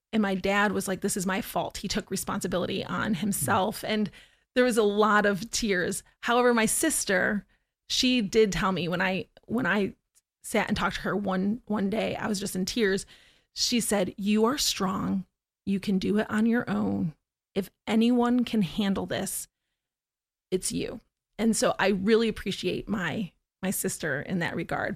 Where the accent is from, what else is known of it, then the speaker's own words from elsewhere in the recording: Syracuse, New York, United States; moved away as an adult; also born or lived in Oneida, New York / Florida; I was born in Oneida, in New York, and I grew up my entire childhood in Syracuse, New York